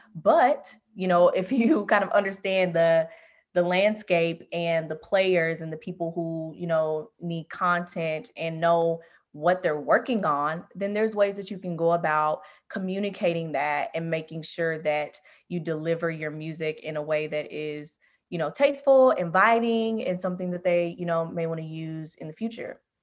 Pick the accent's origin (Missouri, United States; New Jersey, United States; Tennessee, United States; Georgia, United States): Tennessee, United States; Memphis; moved away as an adult; now in Los Angeles, United States; I'm originally from Memphis, Tennessee, and I recently relocated back to L A, where I went to college